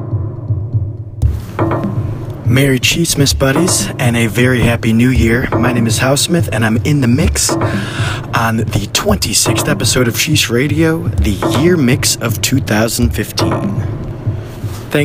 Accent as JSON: {"language": "English", "town": "Detroit", "region": "Michigan", "country": "United States", "tie": "born or raised there", "moved": "yes", "lives_now": "Chicago, United States", "said": "Detroit, my hometown, the birthplace of techno"}